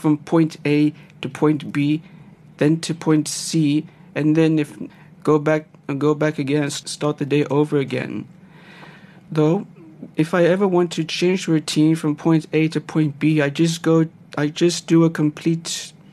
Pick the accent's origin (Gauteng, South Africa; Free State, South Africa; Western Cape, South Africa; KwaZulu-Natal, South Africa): Gauteng, South Africa; also born or lived in East Rietfontein; I grew up in the Gauteng province in a small town, which is Western Area